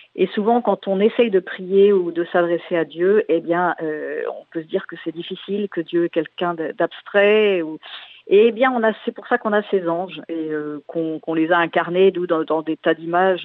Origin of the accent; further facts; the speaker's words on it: Landerneau, Brittany, France; mon père, dans la déclaration à la mairie de Landerneau où je suis née, dans le Finistère